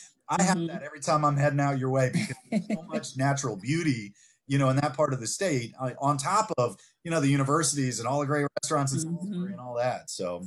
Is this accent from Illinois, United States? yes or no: no; Western Shore of Maryland, United States; I'm from the Western Shore